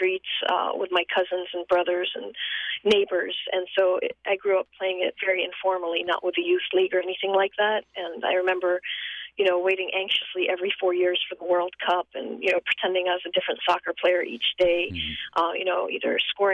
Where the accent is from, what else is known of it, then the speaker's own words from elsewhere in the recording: Amman, Amman Governorate, Jordan; moved away as an adult; also born or lived in Massachusetts, United States; now in United States; I was born and raised in Amman, Jordan, and came to the United States when I was 18 to go to college.